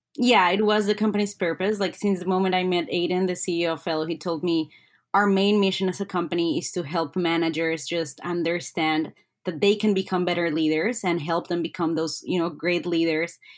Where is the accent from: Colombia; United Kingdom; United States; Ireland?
Colombia; now in Ottawa, Canada; I'm originally from Colombia